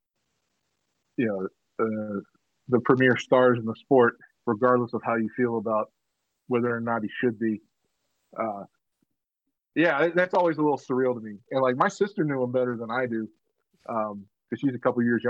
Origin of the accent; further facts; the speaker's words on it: Georgia, United States; that's in my hometown, bro. That's in Georgia